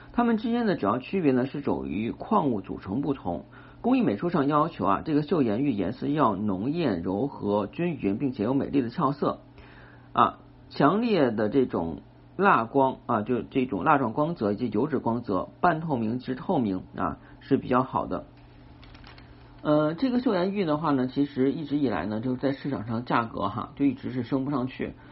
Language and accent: Chinese; China; 我们中国人